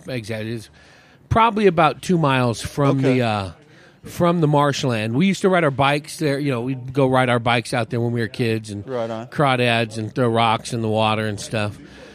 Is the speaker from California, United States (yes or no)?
yes; Hayward, California, United States; San Francisco Bay Area.